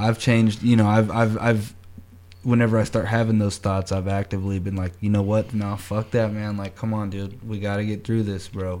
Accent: Kansas City, Missouri, United States; I'm from Kansas City

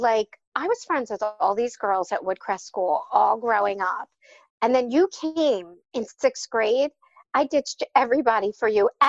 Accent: Cherry Hill, New Jersey, United States; I'm from Cherry Hill, New Jersey, and I work at 2 Cents Plain.

